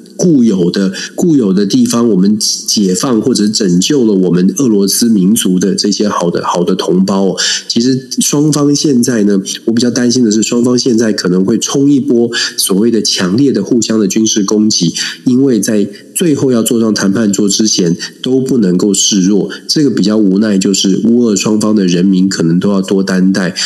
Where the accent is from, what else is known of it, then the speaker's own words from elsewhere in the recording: Taiwan; 我们当然作为台湾人